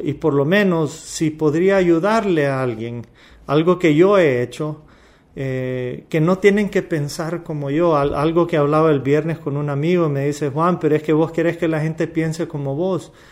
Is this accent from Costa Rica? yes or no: no; Honduras; Somos hondureños